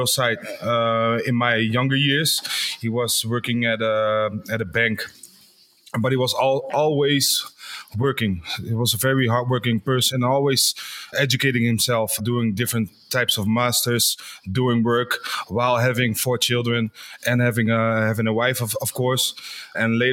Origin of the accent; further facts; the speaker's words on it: Culemborg, Gelderland, Netherlands; I grew up in the town that we also have our office, which is called Culemborg